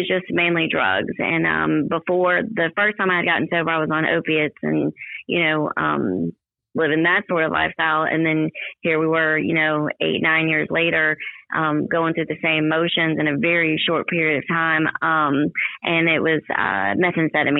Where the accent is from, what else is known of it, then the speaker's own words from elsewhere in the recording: Ocean Springs, Mississippi, United States; I'm from Ocean Springs, and I've been here a long time, almost my whole life